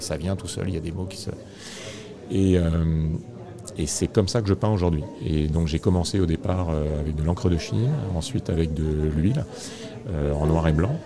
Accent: Réunion; je suis né à La Réunion. Et très jeune, je me souviens qu'on allait avec les parents se promener en forêt

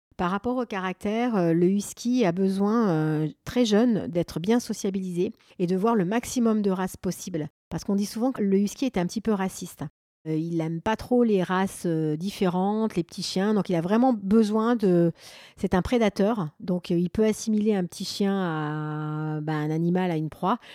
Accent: Grenoble, Auvergne-Rhône-Alpes, France; je suis originaire euh, de Grenoble et j'habite un petit peu sur les hauteurs de Grenoble

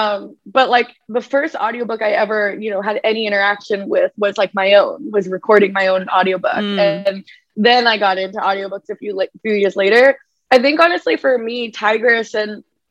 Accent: United States; ashamed of being Asian American

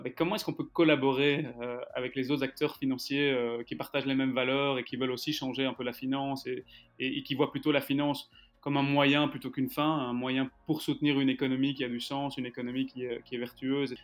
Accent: Brussels, Brussels-Capital Region, Belgium; je suis donc bruxellois, d'origine arménienne, avec un papa plutôt flamand

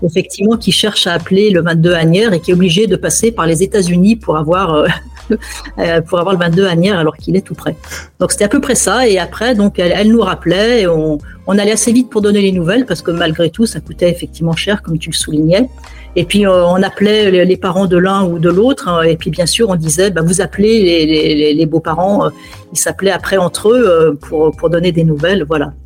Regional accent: France; moved away as an adult; also born or lived in Ankara; la première fois que je suis sorti de France, c'était quand j'avais 15 ans pour un voyage de classe

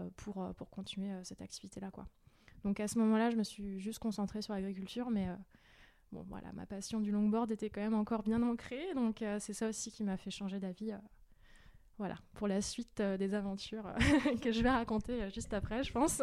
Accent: Val-de-Marne, Paris suburbs, Île-de-France, France; moved away as an adult; also born or lived in Strasbourg / Brussels / Jura; now in Erdeven, France; Moi, je suis originaire de banlieue parisienne. j'ai grandi dans le Val-de-Marne avec mes parents jusqu'à mes 21 ans.

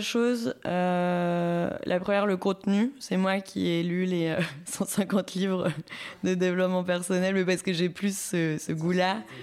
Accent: Saint-Étienne, Auvergne-Rhône-Alpes, France; moved away as an adult; also born or lived in Lyon; now in Bourges, France; je viens de Saint-Etienne

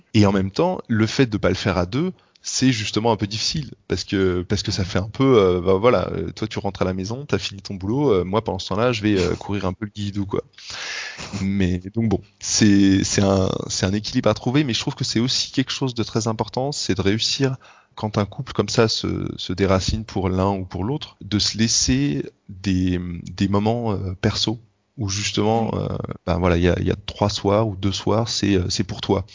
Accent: France; now in Germany; je suis français en Allemagne

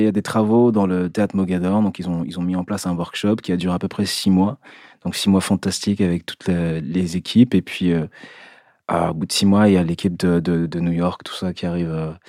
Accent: Brittany, France; also born or lived in Cameroon / Essonne / Besançon; Je suis né au Cameroun. J'ai grandi en Bretagne et, et en Essonne, aux Ulysses, et en Franche-Comté, à Besançon.

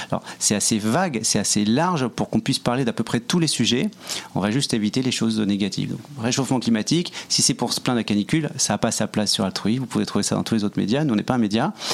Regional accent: Paris, Île-de-France, France; now in Montreal, Canada; on est français tous les deux, euh, parisien pour ma part

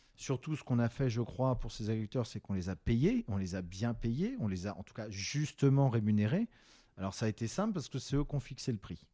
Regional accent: Rennes, Brittany, France; j'ai grandi en Bretagne, donc déjà, c'est une histoire assez personnelle avec le sarrasin, puisque dans ma ville rennaise de cœur, et de naissance

